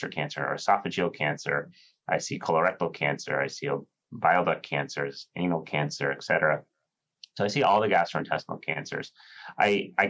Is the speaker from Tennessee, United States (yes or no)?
no; San Francisco Bay Area, California, United States; moved away as an adult; also born or lived in New York; now in New Haven, United States; I grew up on the West Coast in the San Francisco Bay Area